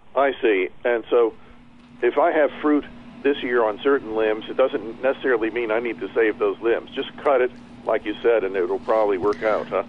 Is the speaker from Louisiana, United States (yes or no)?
yes; New Orleans, Louisiana, United States; now in St. Tammany Parish, Louisiana, United States; I'm from New Orleans, but over here in St. Tammany